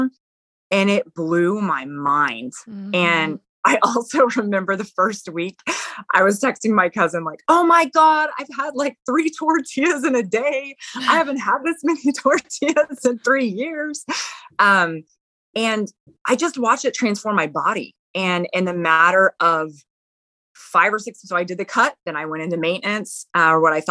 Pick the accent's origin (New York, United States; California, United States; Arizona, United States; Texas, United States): Texas, United States; La Vernia; I'm from Texas, live in a small town, Lavernia, Texas